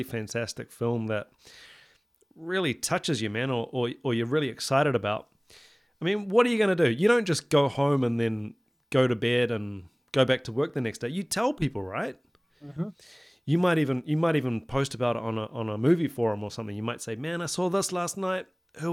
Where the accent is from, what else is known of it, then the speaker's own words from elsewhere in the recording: New Zealand; Coming, you know, from somewhere like New Zealand, which is very small